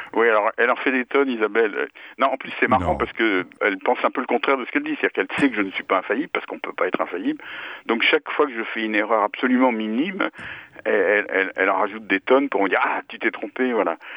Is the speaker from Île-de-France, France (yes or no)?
yes; Paris, Île-de-France, France; je suis né à Paris, j'ai toujours vécu à Paris